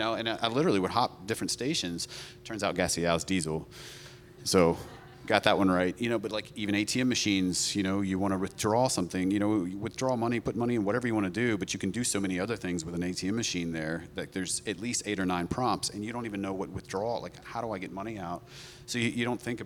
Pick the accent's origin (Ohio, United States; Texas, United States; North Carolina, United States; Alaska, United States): North Carolina, United States; moved away as an adult; now in Portugal; we're from North Carolina